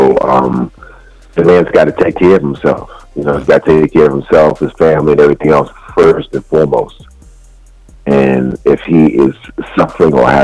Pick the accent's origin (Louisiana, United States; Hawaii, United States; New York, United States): New York, United States; Being a New Yorker